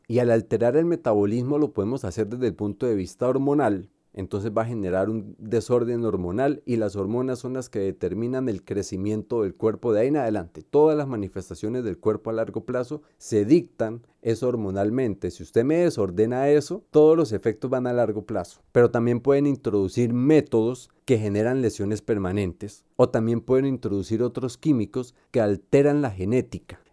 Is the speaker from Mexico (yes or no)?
no; Colombia; como colombianos no podemos olvidar